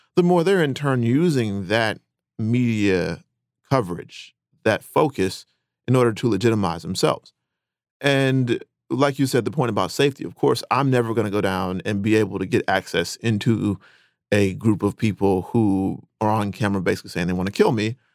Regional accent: Rocky Mount, North Carolina, United States; my hometown of Rocky Mountain, North Carolina.

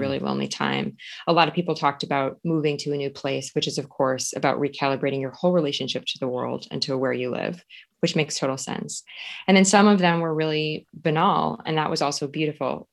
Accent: Suring, Wisconsin, United States; moved away as an adult; I grew up as a ten-year-old dummy in a very rural town in Wisconsin

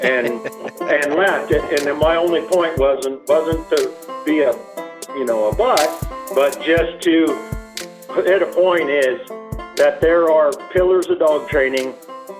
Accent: Minnesota, United States; moved away; I'm originally from Minnesota.

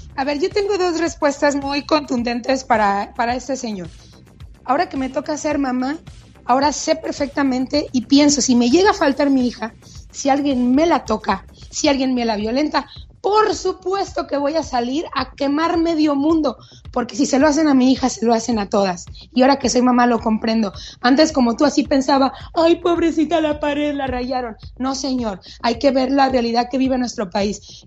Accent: Mexico; somos mexicanos, así somos

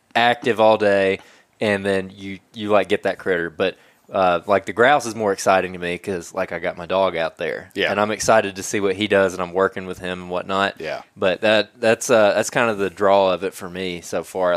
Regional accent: Alabama, United States; I'm from Alabama. I'm a deer and rabbit hunter from Alabama

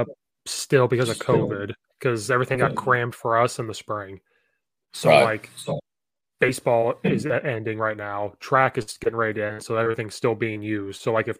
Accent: Central Illinois, United States; So I grew up in Central Illinois, which is similar to Indiana.

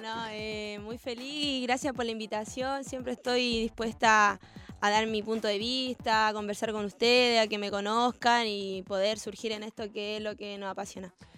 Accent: Antofagasta, Chile; moved away as an adult; now in Argentina; nací en Antofagasta, que es más cerca... Mm, cerca como de Perú

